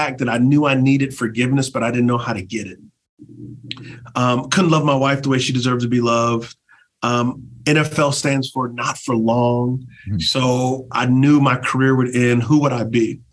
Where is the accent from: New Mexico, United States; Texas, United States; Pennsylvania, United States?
Texas, United States; San Antonio; I'm from San Antonio, Texas. So you got a black kid from a urban context